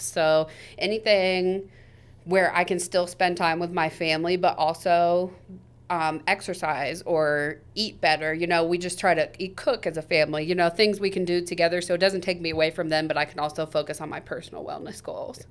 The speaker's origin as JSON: {"language": "English", "town": "Topeka", "region": "Kansas", "country": "United States", "tie": "born or raised there", "said": "I was born and raised here in Topeka"}